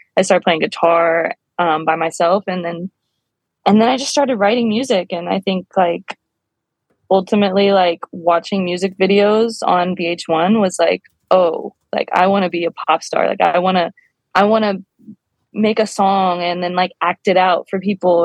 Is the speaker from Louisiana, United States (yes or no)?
yes; New Orleans, Louisiana, United States; now in Los Angeles, United States; I grew up in New Orleans.